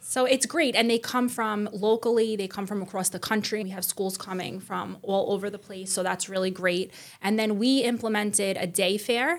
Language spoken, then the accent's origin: English; New York City, New York, United States; I was born and raised in Staten Island also